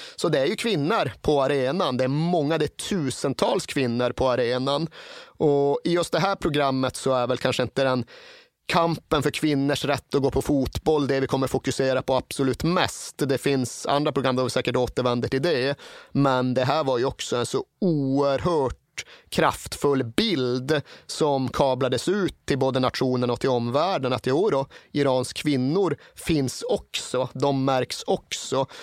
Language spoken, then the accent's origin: Swedish; Sweden